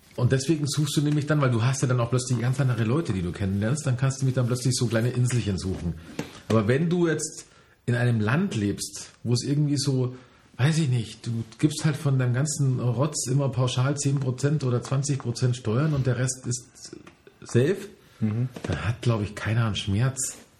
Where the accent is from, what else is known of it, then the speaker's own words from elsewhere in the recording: Germany; ich als Deutscher